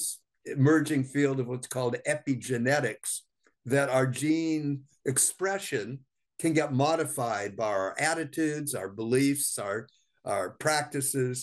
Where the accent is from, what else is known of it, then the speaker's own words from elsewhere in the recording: Southern California, United States; I grew up in Southern California in the 1950s.